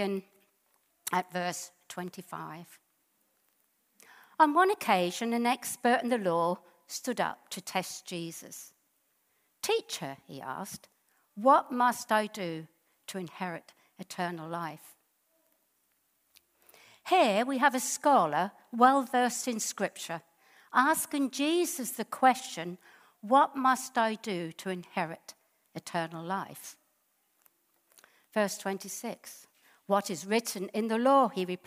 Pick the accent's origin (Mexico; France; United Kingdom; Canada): United Kingdom; England; And then they came over to England. Mum got married here, and Eddie was the firstborn, and I'm the secondborn.